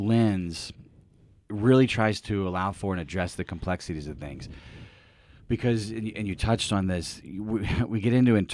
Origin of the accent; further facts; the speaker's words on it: Philadelphia, Pennsylvania, United States; But as we get to talking, and I explain that I'm from Philly, and he's from Pittsburgh, nope.